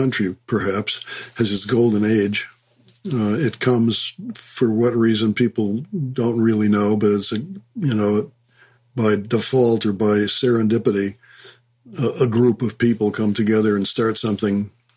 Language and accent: English; Chicago, Illinois, United States; I grew up in Chicago